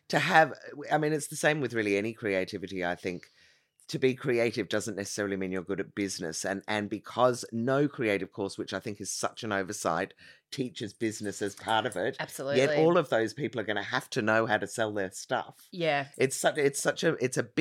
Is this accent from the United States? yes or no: no; Ireland; I mean, we're all Irish as well, born yeah. and bred, but my brother went over at 18